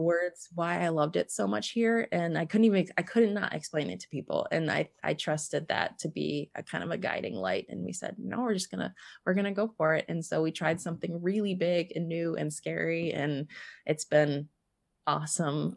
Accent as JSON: {"language": "English", "region": "East Coast of the US", "country": "United States", "tie": "born or raised there", "moved": "as an adult", "lives_now": "Montana, United States", "said": "I moved from my hometown back east um, on the east coast of the US over to Montana"}